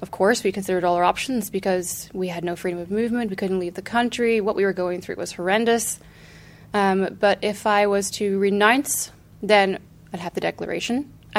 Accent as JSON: {"language": "English", "region": "Northern Ireland", "country": "United Kingdom", "tie": "born or raised there", "said": "I am an Irish citizen born in Northern Ireland, an Irish passport holder, Irish under the Good Friday Agreement"}